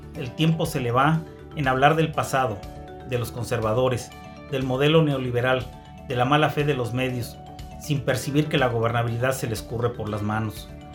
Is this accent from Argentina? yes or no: no; Querétaro, Mexico; las y los queretanos nos cuidamos